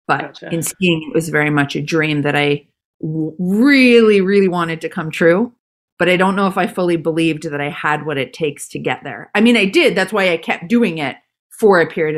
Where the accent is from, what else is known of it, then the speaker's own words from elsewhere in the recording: Calgary, Alberta, Canada; I grew up in Calgary, Canada